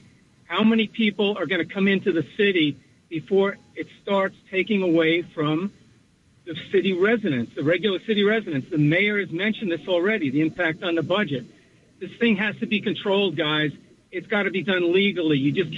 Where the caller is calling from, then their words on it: New Milford, United States; … New Milford.